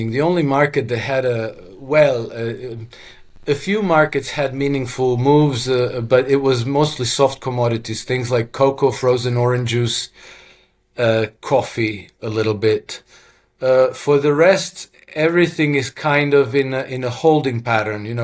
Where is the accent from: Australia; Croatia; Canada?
Croatia; first language Croatian; English is a second language; Russian is very similar to Croatian, which is my mother tongue